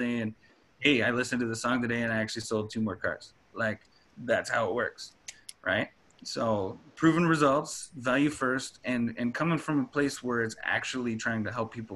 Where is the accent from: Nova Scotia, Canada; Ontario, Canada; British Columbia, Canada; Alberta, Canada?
Alberta, Canada; Cold Lake; moved away; I'm actually from Alberta. I'm from Cold Lake